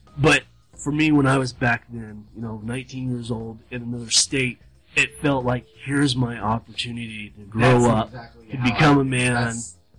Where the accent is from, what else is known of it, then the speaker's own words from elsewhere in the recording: Southern California, United States; moved away as an adult; also born or lived in Arkansas; I was born, raised, bred in California, Southern Cal.